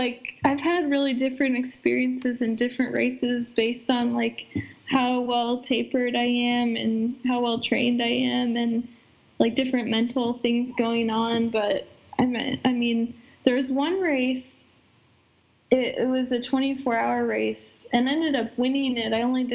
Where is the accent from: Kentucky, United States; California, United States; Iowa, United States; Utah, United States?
Iowa, United States; maybe I guess I'm being from Iowa and like I didn't grow up in the mountains